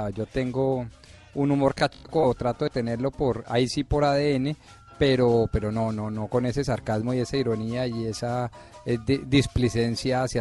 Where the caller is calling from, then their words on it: Bogotá, Colombia; soy de Bogotá, Colombia